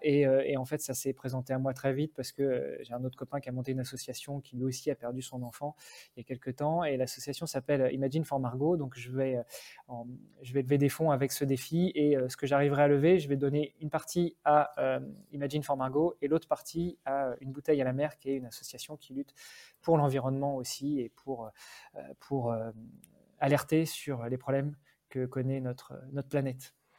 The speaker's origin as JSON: {"language": "French", "country": "France", "moved": "as an adult", "lives_now": "Luxembourg", "said": "même si j'habite Luxembourg depuis 15 ans, je suis français, je suis d'origine même franco-italienne"}